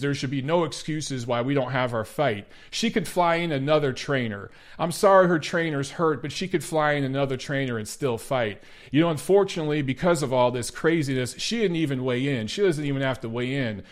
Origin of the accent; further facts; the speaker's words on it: Detroit, Michigan, United States; moved away; Detroit, my hometown